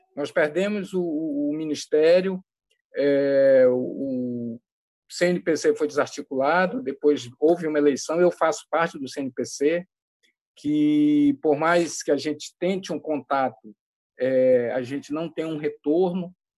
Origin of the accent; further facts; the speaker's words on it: Amazon, Brazil; also born or lived in Roraima; como boa amazônida